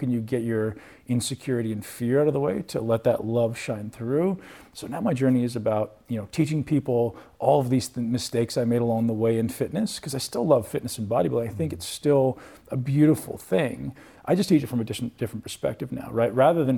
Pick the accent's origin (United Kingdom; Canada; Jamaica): Canada; I didn't come from the financial background. I came from Canada.